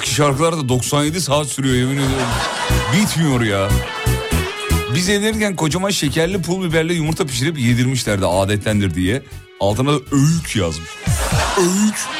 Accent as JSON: {"language": "Turkish", "region": "Erzurum", "country": "Turkey", "also_born_or_lived": "Kocaeli", "said": "Benim Erzurumlu olma, olduğumu"}